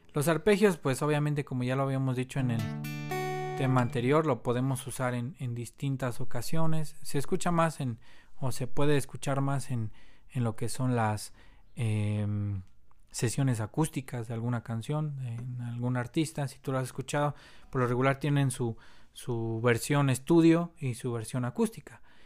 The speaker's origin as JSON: {"language": "Spanish", "country": "Mexico", "also_born_or_lived": "Mexico City", "said": "soy obviamente mexicano, vivo aquí en la Ciudad de México"}